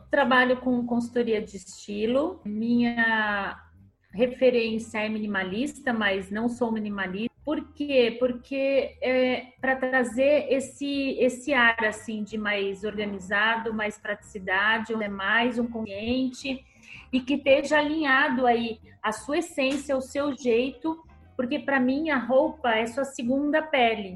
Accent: Santos, São Paulo, Brazil; eu sou de Santos, da aqui em São Paulo

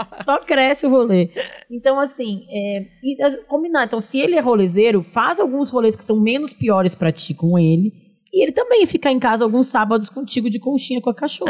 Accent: São Leopoldo, Rio Grande do Sul, Brazil; now in São Paulo, Brazil; eu sou de São Leopoldo também

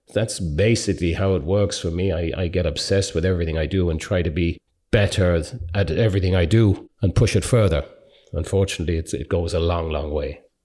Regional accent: Ireland; being Irish

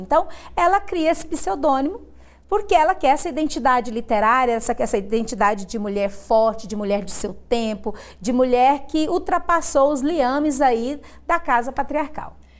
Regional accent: Goiás, Brazil; você fala que é de Goiás

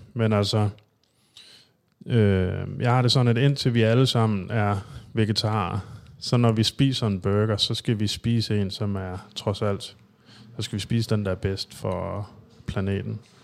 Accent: Thy, North Denmark Region, Denmark; moved away as an adult; also born or lived in Aalborg; now in Copenhagen, Denmark; jeg er jo rent faktisk jyde. Jeg er fra Thy, men øh, flyttede til København i 2005

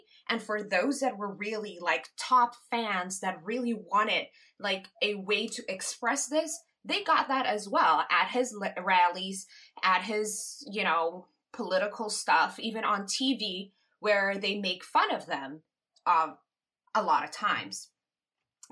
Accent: Curaçao; I was born in Curacao.

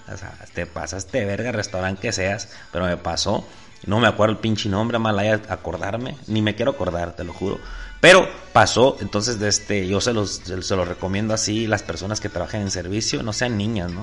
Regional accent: Sonora, Mexico; soy mexicano

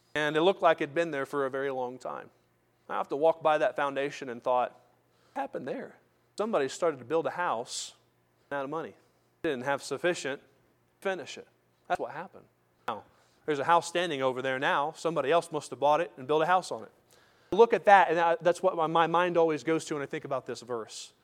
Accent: United States; as American Christians

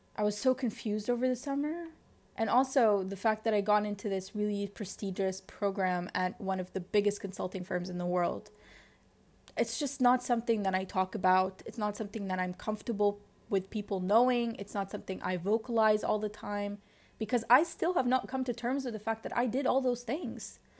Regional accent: Lebanon; accent: Lebanese; you heard that shift in, in my accent, it will, and then it just became so Lebanese.

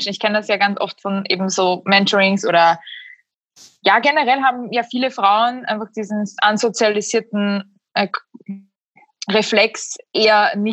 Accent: Austria; first language Slovak; obwohl meine Muttersprache tatsächlich Slowakisch ist. Also als mhm. allererstes habe ich Slowakisch gelernt und dann ähm, hatte meine österreichische Familie auch ein bisschen Angst, so wird das Kind denn Deutsch können?

